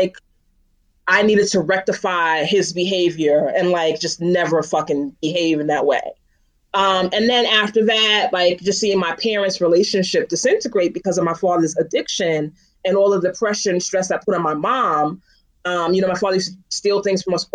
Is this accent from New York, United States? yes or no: yes; New York City, New York, United States; I'm born and bred in Bed-Stuy